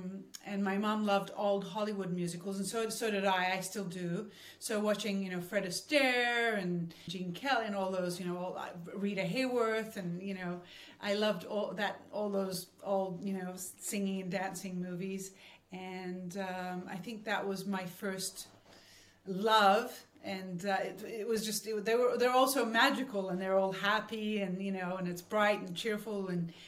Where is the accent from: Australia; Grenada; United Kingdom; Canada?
Australia; Sydney, New South Wales; It was the most magical part of my childhood was Australia.